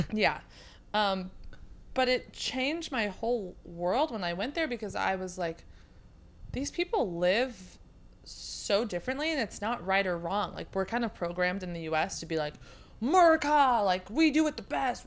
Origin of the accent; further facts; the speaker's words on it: Sacramento, California, United States; now in San Diego, United States; I'm from Sacramento